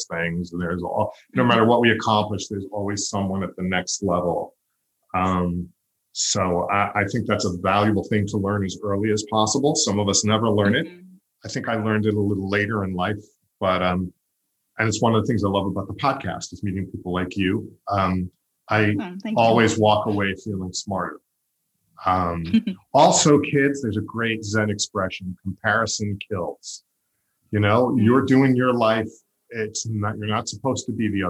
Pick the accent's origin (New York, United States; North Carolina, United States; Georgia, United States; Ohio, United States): New York, United States; Long Island; I grew up on Long Island